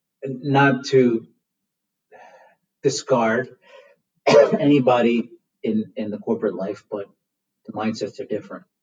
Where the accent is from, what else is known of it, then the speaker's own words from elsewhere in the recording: India; moved away; In India, we're tobacco farmers by trade. I was born in India.